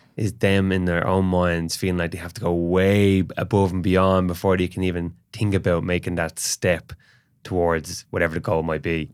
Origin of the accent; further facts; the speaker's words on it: Ireland; during the period when we were colonized